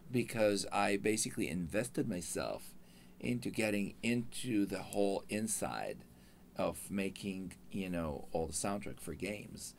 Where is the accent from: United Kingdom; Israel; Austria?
Israel; English is a second language; moved away as an adult; now in Los Angeles, United States; I'm from Israel. Yeah. Uh, I came here with my wife